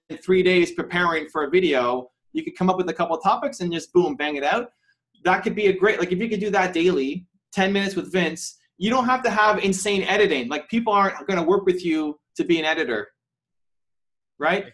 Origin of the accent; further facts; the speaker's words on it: Canada; also born or lived in Toronto; I'm from Canada. I'm, I'm in Toronto right now